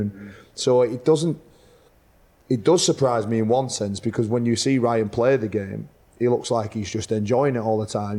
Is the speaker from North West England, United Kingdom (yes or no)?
yes; Whitehaven, North West England, United Kingdom; Whitehaven, my hometown club